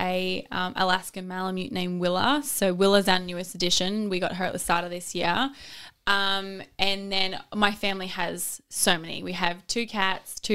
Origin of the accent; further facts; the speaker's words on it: Australia; I'm an Australian swimmer who's represented my country